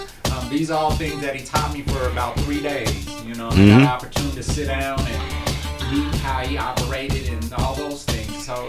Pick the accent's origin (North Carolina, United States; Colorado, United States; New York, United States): Colorado, United States; Denver; Being born and raised in Denver, Colorado, man. With the sun, you know, we get that about 300 some days a year.